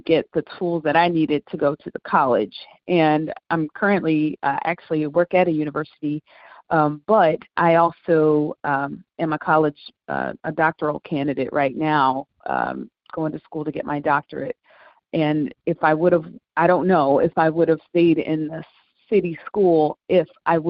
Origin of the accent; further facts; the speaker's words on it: St. Louis, Missouri, United States; I'm from St. Louis, and in St. Louis, we have a desegregation program where our Black kids are bused